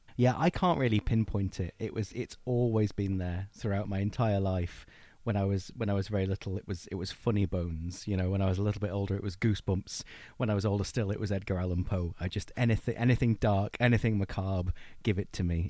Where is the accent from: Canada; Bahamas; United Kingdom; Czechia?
United Kingdom; Blackpool, North West England; I'm from Blackpool in Lancashire, and so I grew up kinda steeped in, in our local ghost stories and folklore